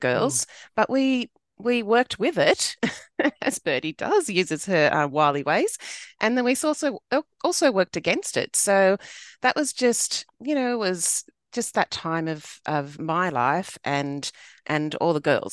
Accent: Sydney, New South Wales, Australia; I grew up in southwest Sydney

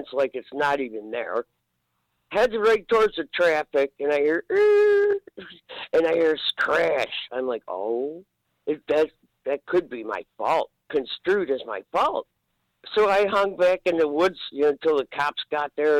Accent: Depew, New York, United States; also born or lived in Scio, New York; now in Akron, United States; I'm from Depew

